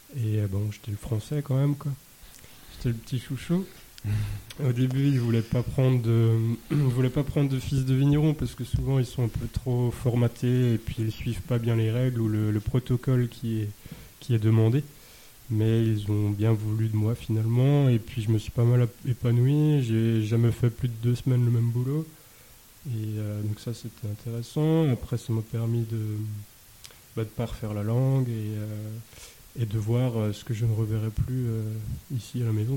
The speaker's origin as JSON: {"language": "French", "area": "Alsace", "region": "Grand Est", "country": "France", "also_born_or_lived": "Beaune", "said": "chez nous. En Alsace"}